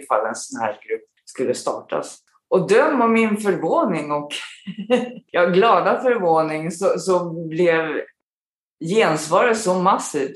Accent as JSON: {"language": "Swedish", "town": "Stockholm", "region": "Stockholm County", "country": "Sweden", "tie": "born or raised there", "also_born_or_lived": "South Korea / Falun / Australia", "moved": "as an adult", "lives_now": "Abu Dhabi, United Arab Emirates", "said": "sen flyttade vi tillbaka till Stockholm igen där jag då började i skolan och sen bodde vi där fram till jag flyttade hemifrån"}